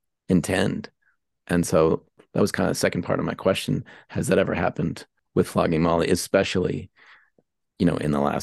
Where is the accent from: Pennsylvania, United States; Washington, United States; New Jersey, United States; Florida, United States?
Pennsylvania, United States; Pittsburgh; moved away as an adult; also born or lived in San Francisco; I'm from Pittsburgh actually